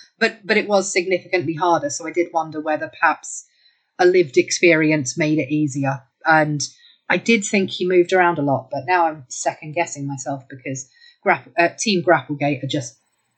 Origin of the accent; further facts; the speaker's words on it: United Kingdom; I'm British.